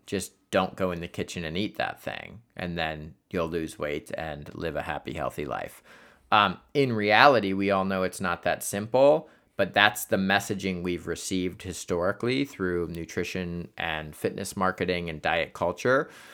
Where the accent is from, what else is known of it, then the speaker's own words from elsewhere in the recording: Columbus, Ohio, United States; Columbus, Ohio, because that is my hometown.